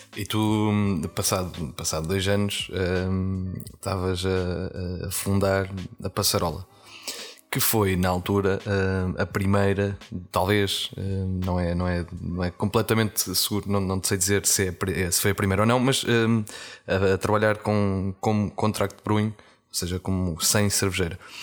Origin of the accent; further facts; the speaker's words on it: Portugal; nós enquanto portugueses